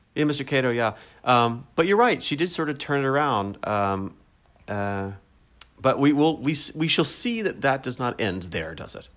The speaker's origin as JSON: {"language": "English", "country": "United States", "said": "I'm an American"}